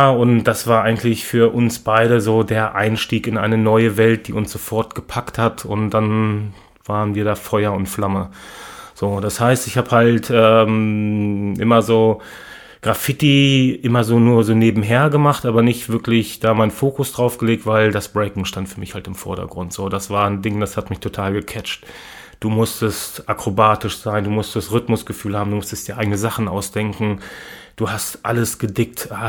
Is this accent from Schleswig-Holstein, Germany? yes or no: no; Lower Saxony, Germany; now in Hannover, Germany; Ich komme von einem kleinen Ort, was so im Bermuda-Dreieck zwischen Wolfsburg, Gifhorn und Braunschweig liegt. Nicht mal 1000 Einwohner.